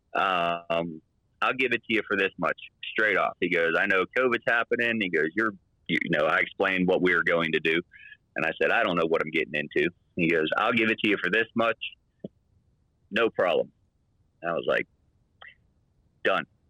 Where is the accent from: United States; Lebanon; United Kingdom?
United States; Pittsburgh, Pennsylvania; moved away as an adult; now in Utah, United States; I'm from Pittsburgh